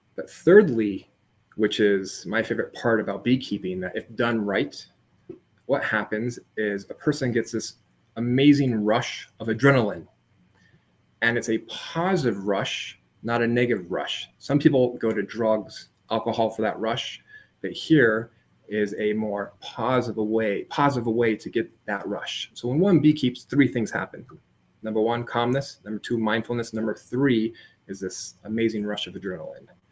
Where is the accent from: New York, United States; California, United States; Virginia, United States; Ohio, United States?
California, United States; San Diego; I grew up in San Diego, California.